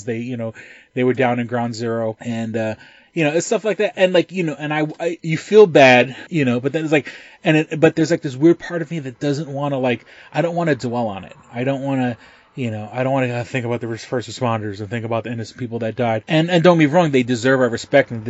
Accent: New York City, New York, United States; now in Rochester, United States; growing up in New York City during 9/11, you know, I was 3 miles away from the towers when they fell

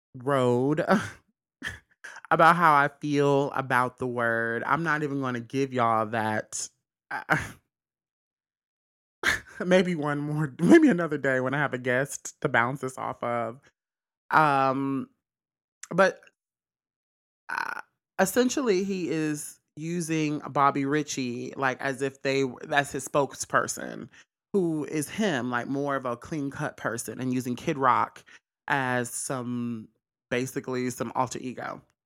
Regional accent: Mississippi, United States; I'm from Mississippi

